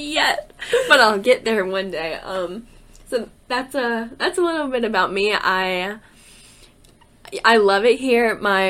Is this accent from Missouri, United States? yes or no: no; Stedman, North Carolina, United States; also born or lived in Chapel Hill, North Carolina; I am from a little town here in North Carolina called Stedman.